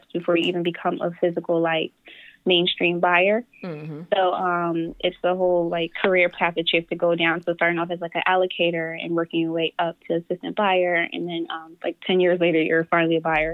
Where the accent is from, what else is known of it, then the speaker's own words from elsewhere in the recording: Philadelphia, Pennsylvania, United States; I grew up around Philadelphia